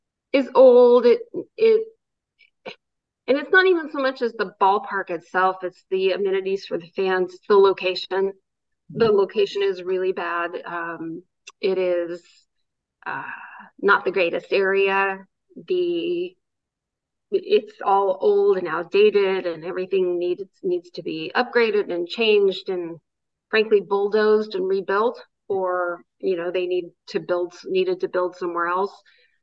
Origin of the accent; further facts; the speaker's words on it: Oakland, California, United States; I grew up in that ballpark. Well, I grew up in the Coliseum.